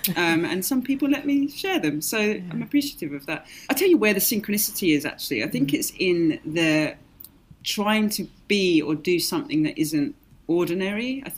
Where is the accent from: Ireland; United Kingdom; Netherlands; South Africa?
Ireland; And, you know, growing up in Ireland a little bit, you know, all of my Irish family with all the folk